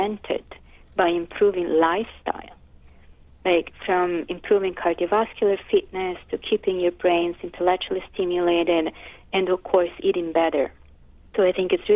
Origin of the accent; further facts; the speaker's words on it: Florence, Tuscany, Italy; moved away as an adult; now in New York, United States; I'm from Florence in Italy, and I moved to New York